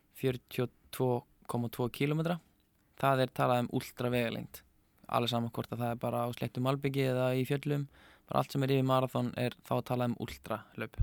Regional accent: Neskaupstaður, Eastern Region, Iceland; ég er frá Neskjöpstað og hérna fættur þar og upp alveg og mjög gott að búa Neskjöpstað.

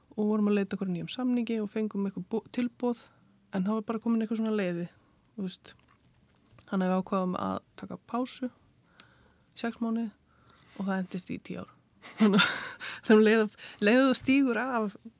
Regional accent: Keflavík, Southern Peninsula, Iceland; also born or lived in London; now in Hafnir, Iceland; ég kem frá Keflæk

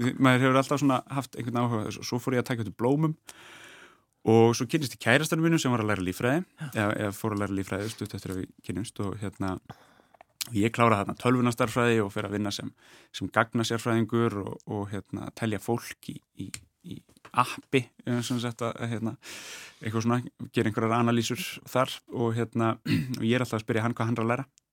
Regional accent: Reykjavík, Capital Region, Iceland; ólst upp í Sælökaru í Brealdi

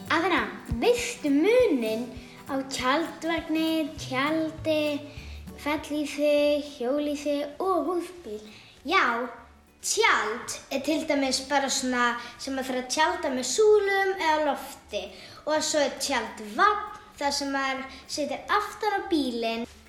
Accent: Keflavík, Southern Peninsula, Iceland; við erum frá Keflavík.

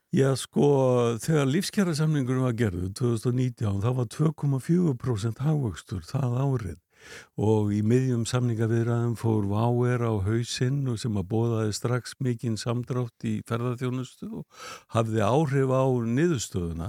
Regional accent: Iceland; Við erum fyrir Íslandingar

